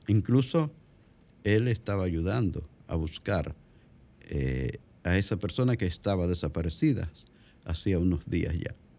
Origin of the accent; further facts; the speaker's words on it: La Vega, Dominican Republic; ese es mi pueblo. La, la ciudad olímpica de La Vega